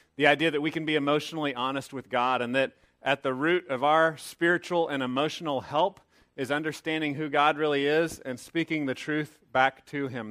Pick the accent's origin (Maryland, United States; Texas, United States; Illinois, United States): Texas, United States; a young man growing up in Texas